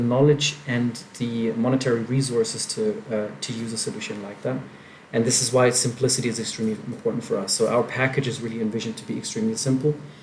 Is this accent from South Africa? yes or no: no; Germany; moved away as an adult; now in Brazil; I grew up in Germany, and I was basically raised in a pretty linear way